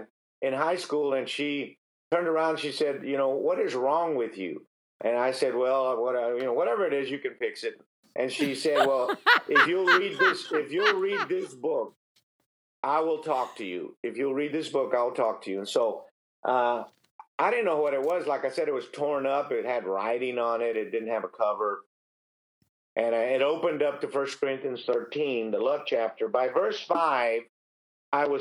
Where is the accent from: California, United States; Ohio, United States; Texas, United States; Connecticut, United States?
Texas, United States; Harlingen; I grew up in South Texas. I grew up down in Harlingen, Texas